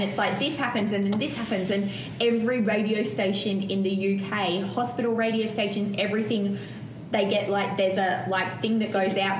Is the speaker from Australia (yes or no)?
yes; Australia; accent: Australian; also born or lived in London; do I even have an Australian accent anymore?